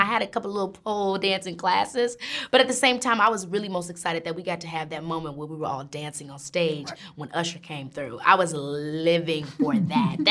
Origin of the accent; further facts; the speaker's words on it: Illinois, United States; I'm from Illinois, a rural south suburb, suburban town